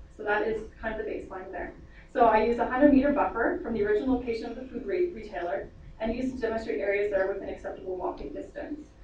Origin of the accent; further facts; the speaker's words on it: Lethbridge, Alberta, Canada; also born or lived in England; I'm from Lethbridge, I've been here my whole, whole life, just about other than a year in England